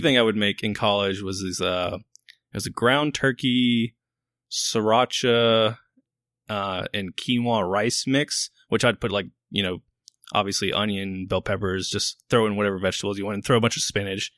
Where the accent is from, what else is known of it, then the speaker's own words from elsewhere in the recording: Baton Rouge, Louisiana, United States; moved away as an adult; also born or lived in Virginia; I grew up in Baton Rouge.